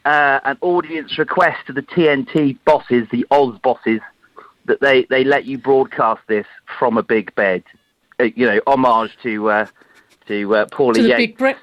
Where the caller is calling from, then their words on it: United Kingdom; I'm calling from the UK, right in the middle